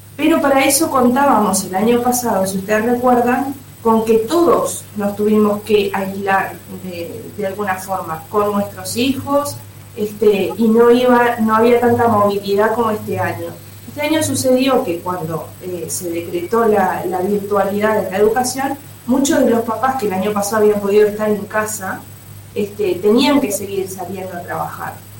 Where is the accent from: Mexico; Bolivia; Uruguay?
Uruguay